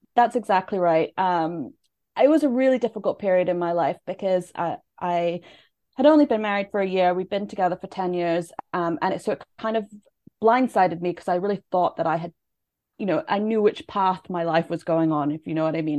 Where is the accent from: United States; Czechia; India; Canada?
Canada; moved away; I'm from Canada originally.